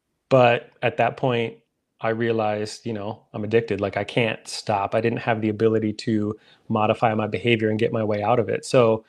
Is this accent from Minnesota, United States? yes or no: yes; Minnesota, United States; I'm from Minnesota. That's where I live.